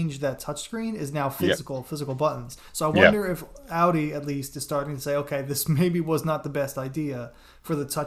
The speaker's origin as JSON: {"language": "English", "region": "New Jersey", "country": "United States", "accent": "New Jersey", "said": "my New Jersey accent"}